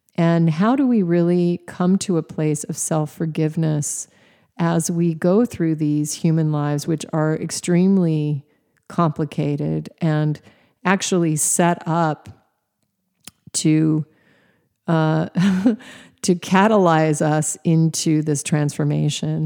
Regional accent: Alaska, United States; Even though I was raised in Alaska, I was not a camping girl

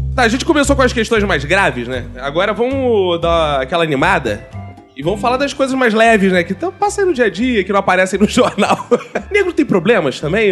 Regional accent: Brazil; a gente é brasileiro

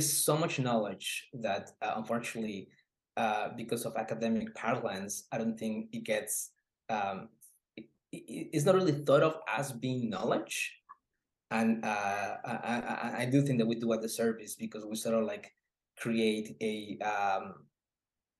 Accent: Oaxaca, Mexico; moved away; I'm originally from Oaxaca, but I live half of my life in a very same similar area as the one that I was working on

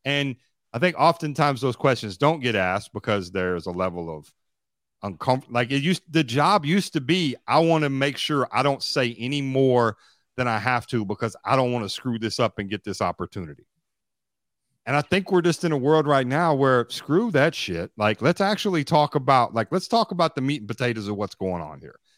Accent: Bowling Green, Kentucky, United States; my hometown called Western Kentucky University

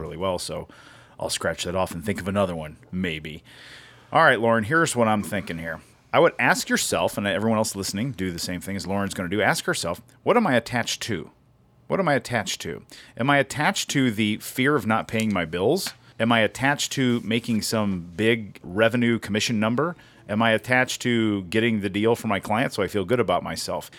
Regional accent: United States; moved away; I grew up on the same river

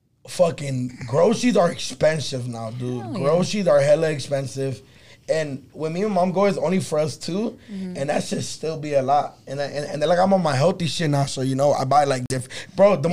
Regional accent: Los Angeles, California, United States; People always ask me if I'm from East LA. I'm like, no, I'm by Dodger Stadium.

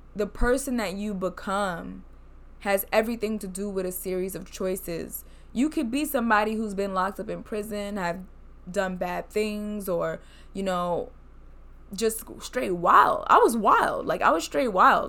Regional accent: United States; I'm Black from America

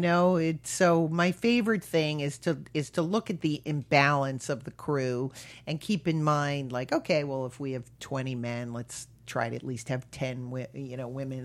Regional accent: Connecticut, United States; when I was growing up, Hartford was voted the most boring city in America

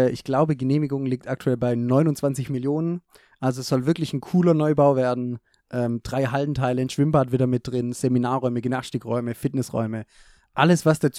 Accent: Germany; als Deutscher gehört es schon dazu.

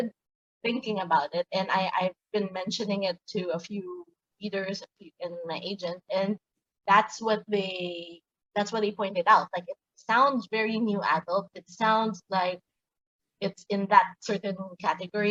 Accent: Manila, Metro Manila, Philippines; I grew up in Manila, Philippines, and I'm still living here

